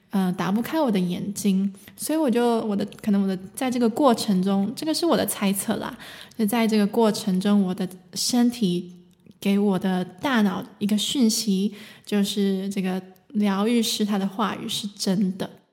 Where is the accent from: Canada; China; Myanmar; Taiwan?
Taiwan; now in Germany; 我来自台湾，现在住在德国，从事声音疗愈